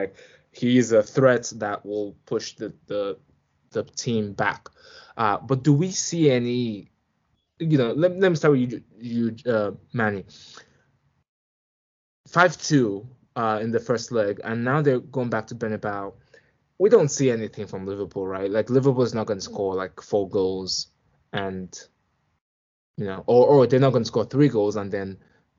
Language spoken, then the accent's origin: English; Milan, Lombardy, Italy; when I meet some fans and I tell them I'm from Milan, or I'm an AC Milan fan, they remind me of that time.